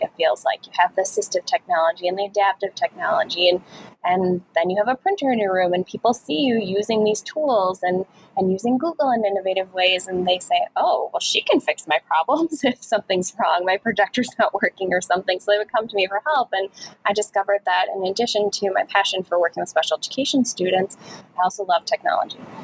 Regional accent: Chicago, Illinois, United States; moved away; I'm originally from Chicago, the Chicago area

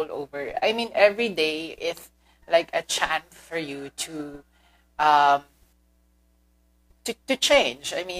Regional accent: Philippines; first language Filipino; English is a second language; Second is my mother tongue, Filipino

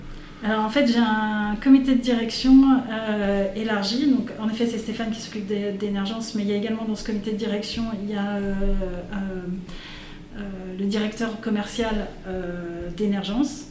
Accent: Brignais, Auvergne-Rhône-Alpes, France; je suis une Brignérotte, donc, euh, je suis du coin

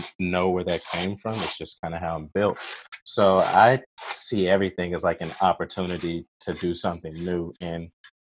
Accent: Oklahoma City, Oklahoma, United States; moved away as an adult; now in Seattle, United States; I am from Oklahoma City, Oklahoma. I currently live in Seattle, Washington State.

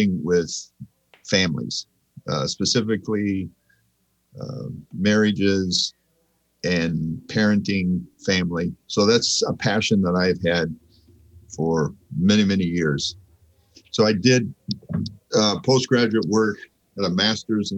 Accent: Central California, United States; moved away as an adult; also born or lived in Argentina; now in Arnold, Missouri, United States; I grew up in Central California, the part of California where all the vegetables come from, a couple hours from Yosemite

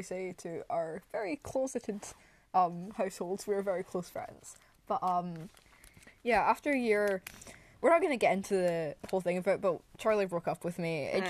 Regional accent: Scotland, United Kingdom; we're Scottish.

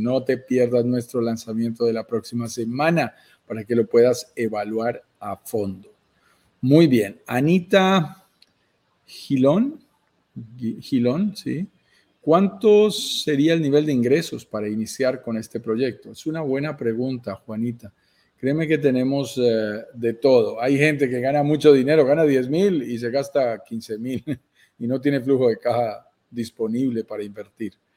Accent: Colombia; para colombianos como nosotros, viviendo en Colombia

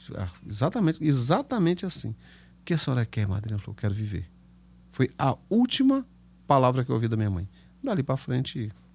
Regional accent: Anápolis, Goiás, Brazil; accent: caipira; moved away; also born or lived in Ipiranga, Goiás; Eu nasci numa cidade chamada Ipiranga, bem para lá de Goiânia, para lá de Séries. E fui criado logo em seguida, a gente mudou para Anápolis, então fui criado em Anápolis

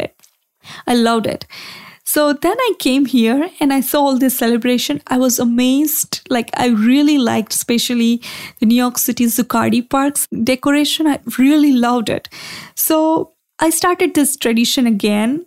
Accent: India; moved away; I grew up in India

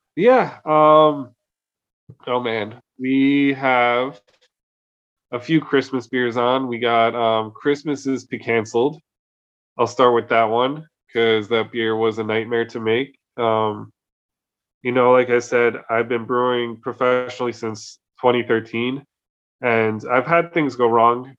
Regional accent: New Jersey, United States; now in Oslo, Norway; I'm from New Jersey.

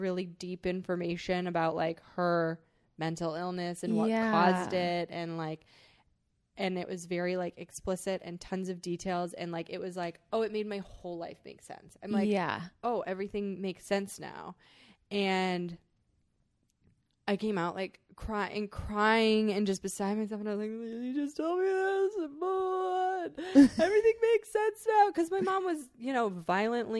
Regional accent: Wisconsin, United States; now in Los Angeles, United States; I was like from Wisconsin

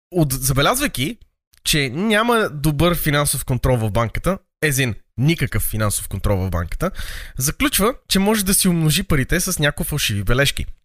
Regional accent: Sofia, Sofia City, Bulgaria; born or raised there

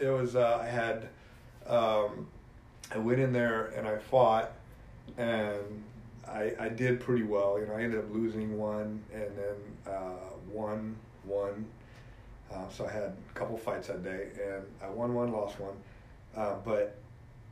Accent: Kansas, United States; I grew up in Kansas.

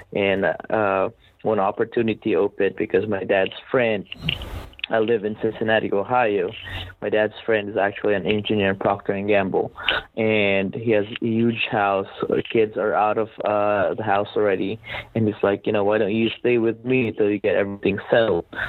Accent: Philippines; moved away as an adult; now in United States; I was born and raised in the Philippines

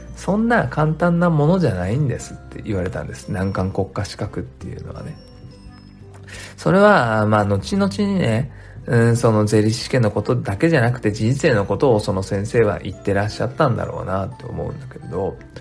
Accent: Japan; 日本に生まれただけでラッキーだって思っていて

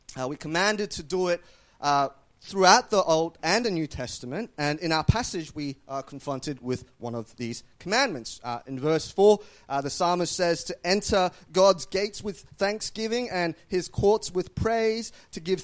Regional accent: Australia

